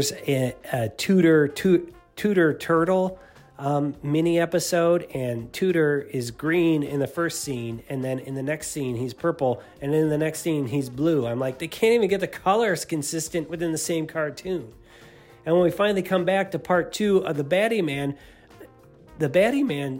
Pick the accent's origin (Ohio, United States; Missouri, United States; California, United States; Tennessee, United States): Ohio, United States; Cleveland; Cleveland, Ohio, my hometown